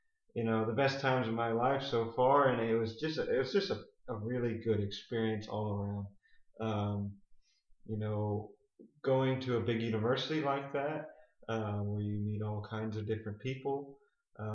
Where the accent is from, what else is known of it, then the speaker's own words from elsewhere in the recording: St. Lucie County, Florida, United States; also born or lived in Gainesville, Florida / Texas; I grew up in St. Lucie County on Adams Ranch here